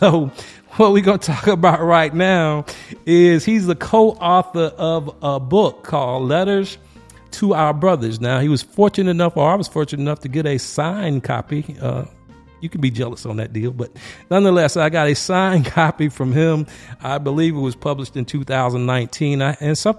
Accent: Laurens, South Carolina, United States; That's right up the road from my hometown. I'm from Lawrence.

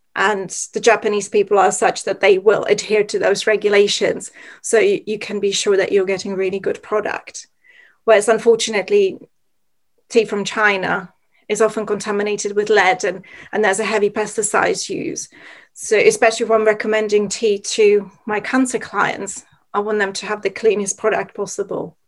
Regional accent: Czechia; moved away; growing up in Czech Republic

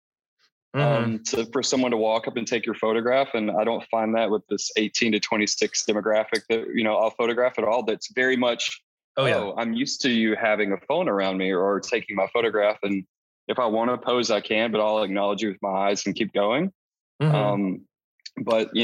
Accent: East Texas, United States; So I grew up in East Texas, actually, on a farm

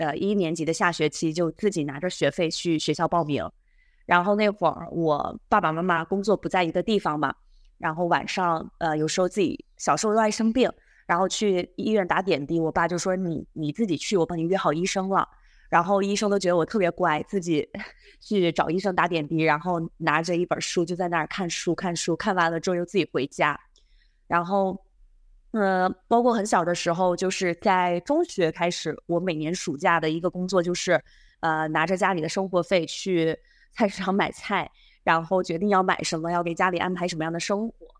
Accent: a small county town in Sichuan, China; moved away as an adult; also born or lived in Beijing; now in Hong Kong; 我是四川一个小县城的出生的

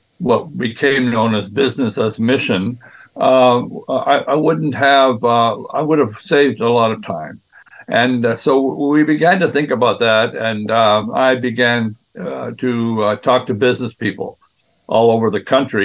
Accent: Western Canada, Canada; moved away as an adult; also born or lived in Brazil; I grew up in Western Canada

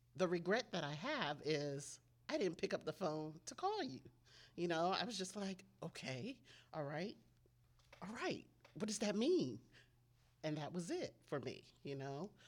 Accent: Maryland, United States; also born or lived in Ghana; I am from Maryland, um, by way of Ghana, West Africa.

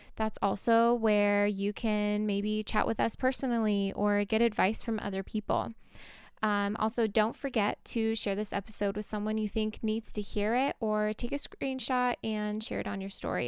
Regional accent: United States; I'm growing up in America

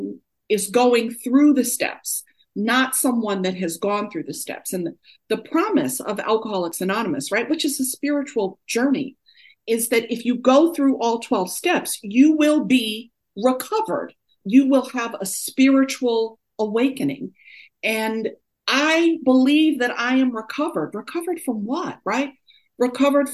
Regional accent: New York, United States; also born or lived in Oakland, California; now in Durham, United States; Although I'm born and raised in New York, I got sober in Oakland, California, and now I live in Durham, North Carolina.

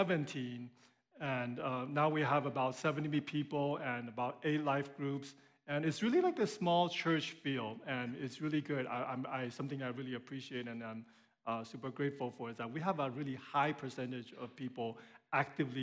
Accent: Taiwan; moved away; my wife Anita and I, we're both originally from Taiwan

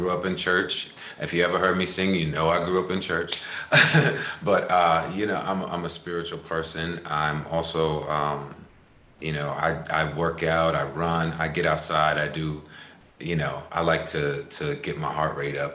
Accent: Long Island, New York, United States; I'm from Long Island

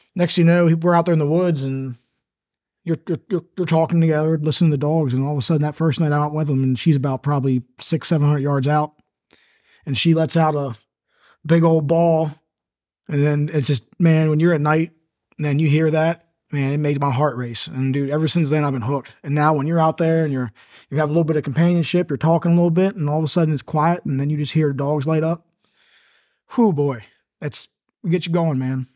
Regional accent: Taneytown, Maryland, United States; I grew up in Tawny Town, Maryland, my whole life for the most part

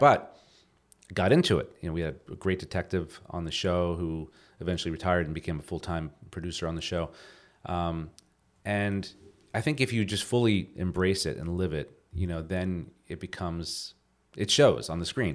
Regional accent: New Jersey, United States; moved away as an adult; now in Los Angeles, United States; growing up in New Jersey

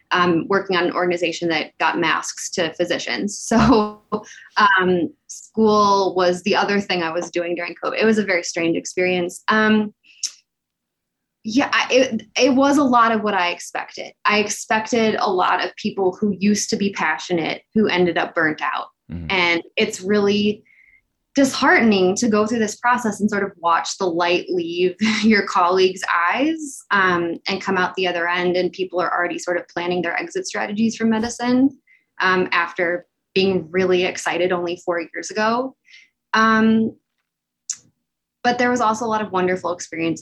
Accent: Illinois, United States; I am from Illinois

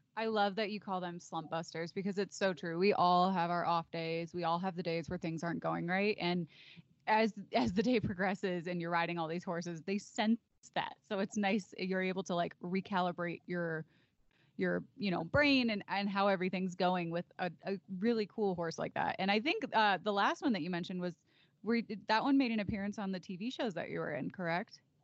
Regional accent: Chicago, Illinois, United States; I'm also from the city. I'm from Chicago suburbs.

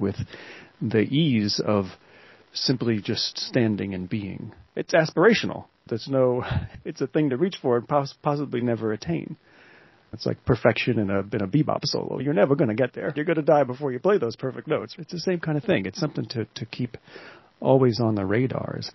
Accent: Pocono Mountains, Pennsylvania, United States; moved away as an adult; now in Philadelphia, United States; I grew up in the Pocono Mountains

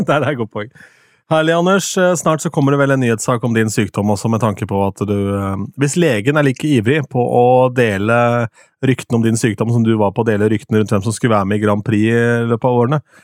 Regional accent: Østfold, Norway; Jeg er fra Østfold

